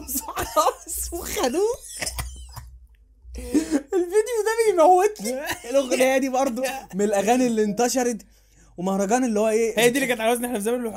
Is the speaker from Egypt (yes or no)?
yes; Egypt; احنا انا وانت، كبشر، كمصريين